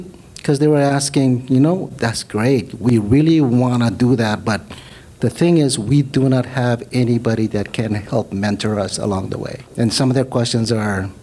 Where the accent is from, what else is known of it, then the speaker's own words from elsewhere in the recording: Marshall Islands; also born or lived in Hawaii; now in Oahu, United States; Micronesia, Marshall Islands.